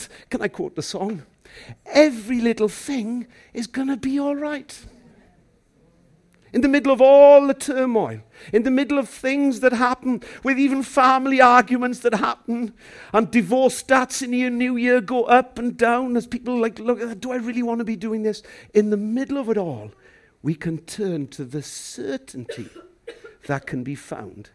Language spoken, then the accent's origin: English; Llandeilo, Wales, United Kingdom; I'm from the suburban capital of a place called Llandeilo in West Wales